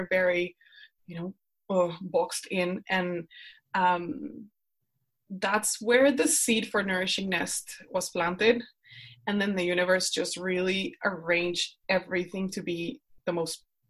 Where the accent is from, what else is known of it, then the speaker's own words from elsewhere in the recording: Colombia; English is a second language; moved away as an adult; now in Netherlands; I'm from Colombia. I live in the Netherlands. I moved here because my husband is Dutch